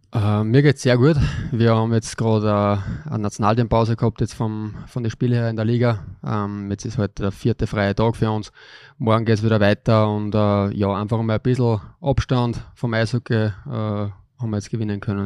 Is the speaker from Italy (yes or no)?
no; Linz, Upper Austria, Austria; Ich bin da aufgewachsen in Linz